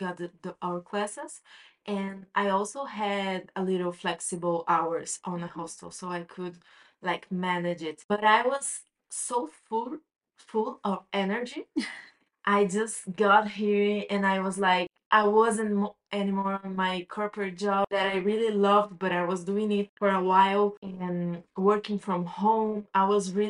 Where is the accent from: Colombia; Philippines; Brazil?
Brazil; moved away as an adult; now in Barcelona, Spain; I'm from Brazil